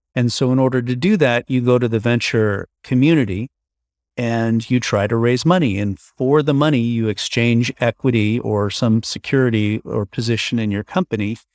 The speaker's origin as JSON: {"language": "English", "region": "New York", "country": "United States", "moved": "as an adult", "lives_now": "San Francisco, United States", "said": "originally I'm from New York, but now I live in San Francisco. I've been here for now 20 years"}